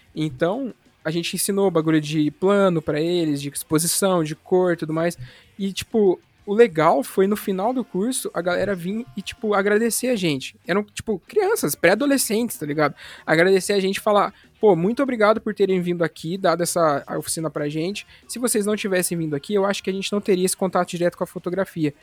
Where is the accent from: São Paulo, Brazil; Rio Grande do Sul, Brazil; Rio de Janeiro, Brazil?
São Paulo, Brazil; interior of; moved away; Eu sou lá, de, lá do interior de São Paulo